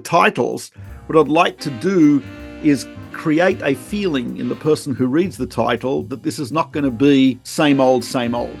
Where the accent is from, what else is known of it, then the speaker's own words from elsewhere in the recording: Australia; moved away; I'm not from South Africa. I'm from Australia